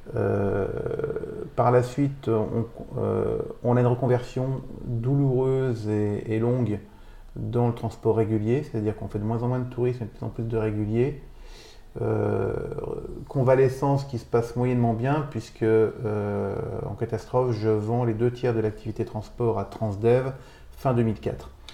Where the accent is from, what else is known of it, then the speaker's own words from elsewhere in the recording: Neufchâteau, Grand Est, France; moved away; Moi, je suis Vosgien. je suis né à Neufchâteau. C'est là-bas que j'ai fait mon bac